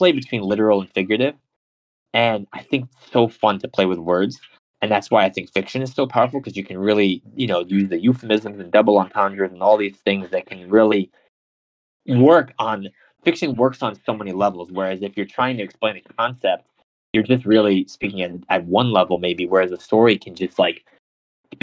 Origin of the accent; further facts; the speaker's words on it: United States; I'm American